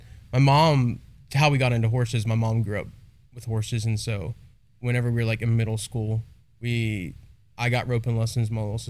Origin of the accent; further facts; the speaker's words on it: Cocoa Beach, Florida, United States; now in Texas, United States; we're from Cocoa Beach, Florida.